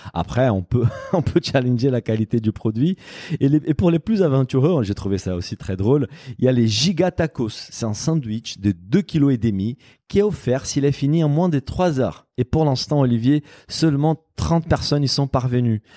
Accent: Brazil; French is a second language; moved away; en tant que Brésilien

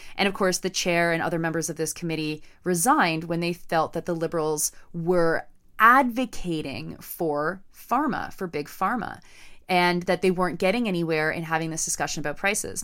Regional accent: Southern Ontario, Canada; my hometown Loblaws

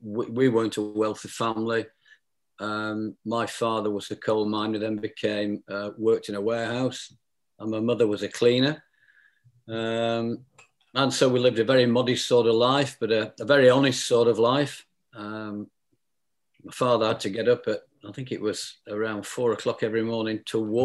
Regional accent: South Lancashire, North West England, United Kingdom; I was brought up in South Lancashire

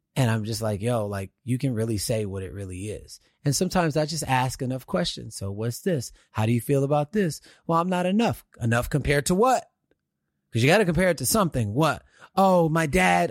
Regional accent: Houston, Texas, United States; now in California, United States; growing up in Houston, Texas

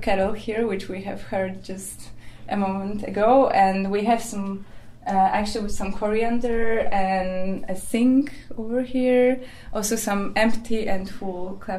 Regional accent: Warsaw, Masovian Voivodeship, Poland; moved away as an adult; now in Helsinki, Finland; I come from Poland, from Warsaw, from central Poland, and then I live in Helsinki. I'm based here since 3 years.

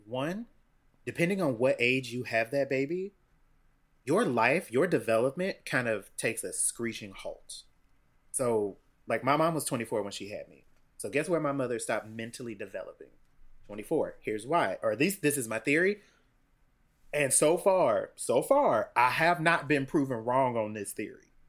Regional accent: Cincinnati, Ohio, United States; I grew up in Cincinnati, Ohio

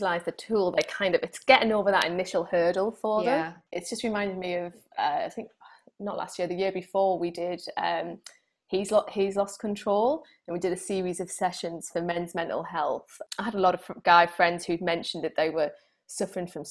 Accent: United Kingdom; being typically British

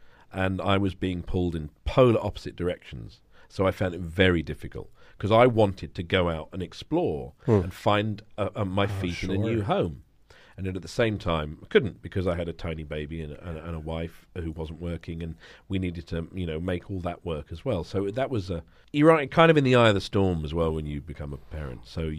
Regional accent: United Kingdom; moved away as an adult; also born or lived in London; now in Copenhagen, Denmark; it's not because I'm British.

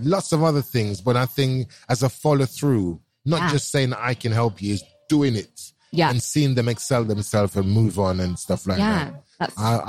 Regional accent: London, United Kingdom; when I was growing up in Brixton as a young boy

